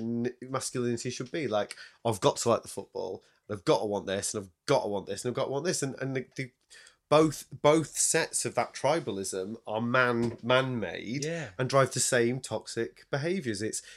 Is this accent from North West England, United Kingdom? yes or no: yes; Salford, North West England, United Kingdom; born there; That's why I don't talk like that when I come down here. When I was born in Salford, you know.